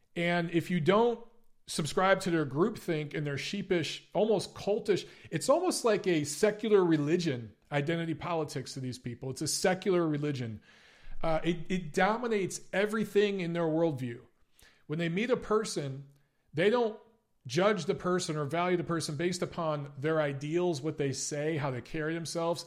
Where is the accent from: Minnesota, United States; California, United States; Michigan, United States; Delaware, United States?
Michigan, United States; Detroit; also born or lived in Los Angeles, United States; now in Atlanta, United States; I grew up in Detroit